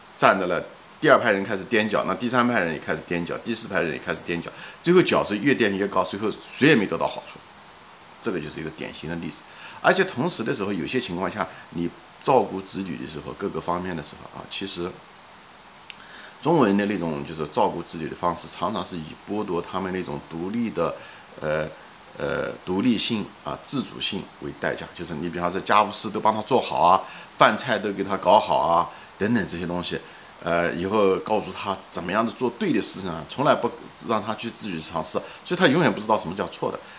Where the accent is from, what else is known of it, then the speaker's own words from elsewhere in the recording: China; 作为一个中国人来讲